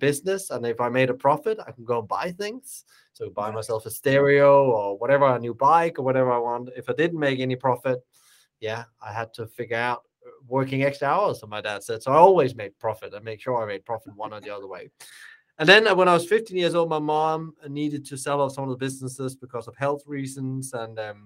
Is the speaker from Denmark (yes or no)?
yes; by the German border, Southern Denmark, Denmark; I'm born and raised in the Danish hospitality family by the German border.